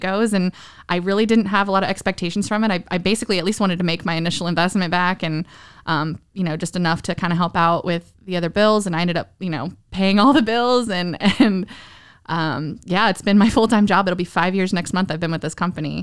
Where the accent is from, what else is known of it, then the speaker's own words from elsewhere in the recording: Southern Maryland, United States; moved away as an adult; also born or lived in Northern Virginia / San Diego; now in Nashville, United States; I grew up in Southern Maryland